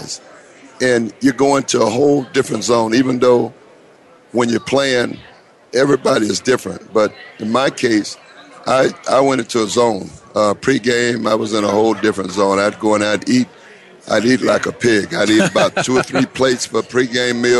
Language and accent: English; Eastern Shores, Florida, United States; I grew up on the Eastern Shores, Florida, and traveled the Eastern Shores actually as a migrant farm worker